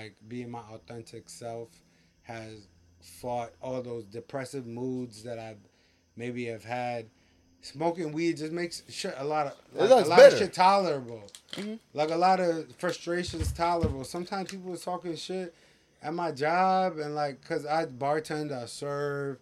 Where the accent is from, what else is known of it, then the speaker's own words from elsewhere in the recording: Windsor, Connecticut, United States; a lot of my friends that I grew up with in Windsor High School